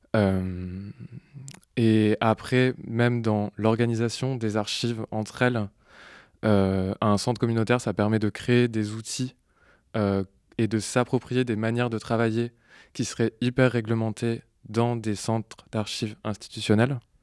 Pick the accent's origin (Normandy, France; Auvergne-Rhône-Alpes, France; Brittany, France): Normandy, France; now in Marseille, France; je suis arrivé à Marseille alors que je venais de Normandie, où j'étais né, j'avais grandi